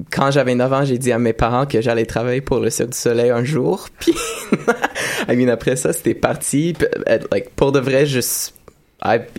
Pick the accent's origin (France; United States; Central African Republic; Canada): United States; Houston, Texas; En fait, je viens du Texas, de ah. Houston, si vous connaissez la ville.